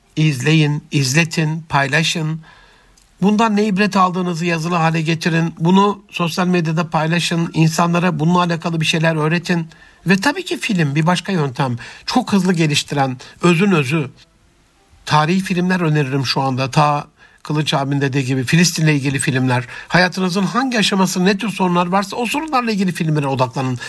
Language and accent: Turkish; Antep, Gaziantep, Turkey; also born or lived in Rize (ancestry, Çayeli); Rize göçmeni Antepli bir kardeşinizin